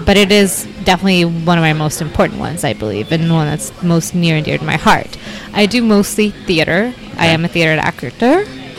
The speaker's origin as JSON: {"language": "English", "town": "Gothenburg", "region": "Västra Götaland", "country": "Sweden", "tie": "born or raised there", "said": "Growing up in Sweden with two parents that were both from Iraqi, there were refugees that fled during the Iran-Iraq War in the late 80s."}